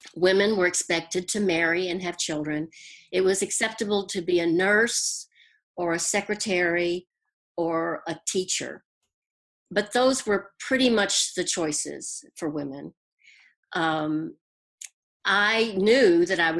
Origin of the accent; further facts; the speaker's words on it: Houston, Texas, United States; accent: Southern; moved away as an adult; now in New York, United States; I am from Texas. I was born in Houston.